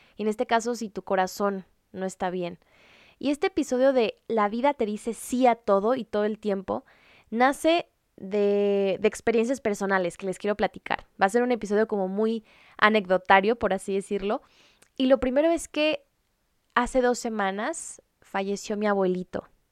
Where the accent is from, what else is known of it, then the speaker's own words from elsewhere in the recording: Culiacán, Sinaloa, Mexico; Yo soy de Culiacán, Sinaloa, arriba el norte de México